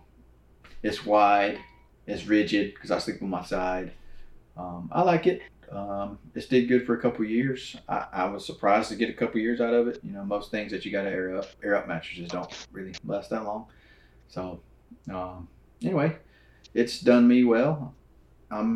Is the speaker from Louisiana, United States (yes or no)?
yes; Louisiana, United States; now in Texas, United States; I'm from Louisiana, you know, hunted on hunting clubs, right? River bottoms, and then moved to Texas